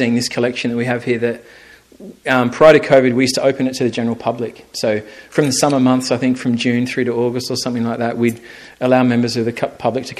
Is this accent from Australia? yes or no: yes; South Australia, Australia; moved away as an adult; now in Ireland; when I grew up as a kid in South Australia, we have loads of white sharks